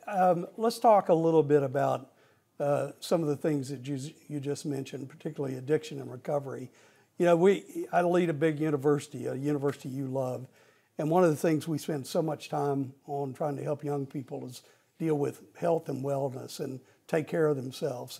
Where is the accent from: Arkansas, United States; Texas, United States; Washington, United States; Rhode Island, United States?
Arkansas, United States; moved away as an adult; now in North Carolina, United States; Arkansas is, is a big, my home state